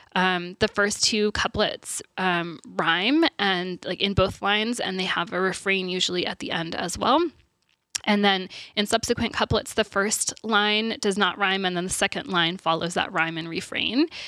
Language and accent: English; Texas, United States; I'm from Texas, so that's where I went to university